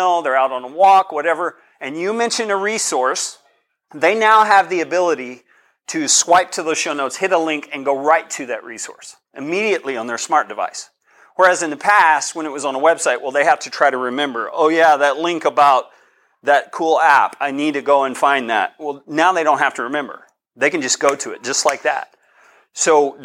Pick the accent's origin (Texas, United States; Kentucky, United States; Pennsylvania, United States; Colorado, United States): Colorado, United States; I'm from Colorado. This is partly my neighborhood